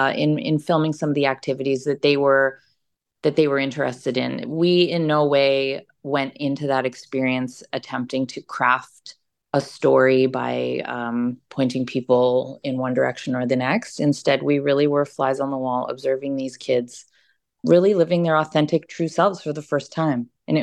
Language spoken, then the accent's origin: English; Canada; in addition to me being Canadian as well.